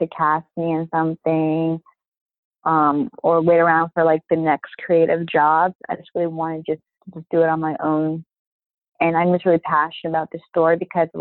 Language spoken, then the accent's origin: English; Baltimore, Maryland, United States; now in New York, United States; I grew up in Baltimore, but I'm living in New York now